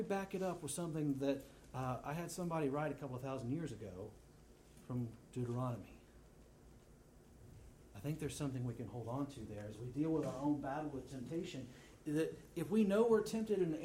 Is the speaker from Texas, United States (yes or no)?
yes; Texas, United States; I'm from Texas